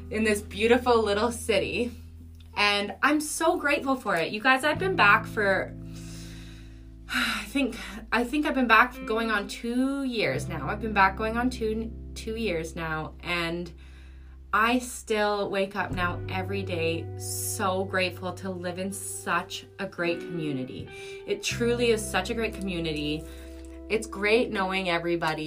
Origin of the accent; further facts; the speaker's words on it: Moose Jaw, Saskatchewan, Canada; I was born in Moose Jaw, but I was only raised here since I was about 5 or 6 years old